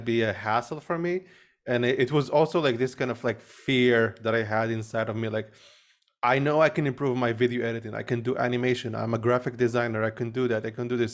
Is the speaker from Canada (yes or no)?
no; Morocco; I grew up in Morocco